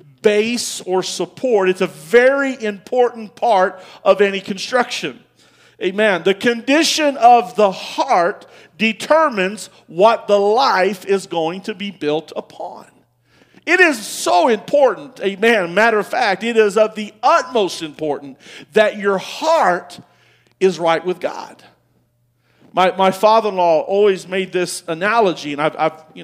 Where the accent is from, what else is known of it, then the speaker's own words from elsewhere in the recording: United States; I'm an American